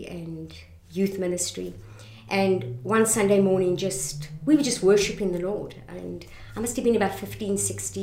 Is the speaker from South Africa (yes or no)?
yes; Benoni, Gauteng, South Africa; moved away; also born or lived in Johannesburg / Boksburg; Boksburg, Benoni, that's where, although I was born in Johannesburg, that's where I grew up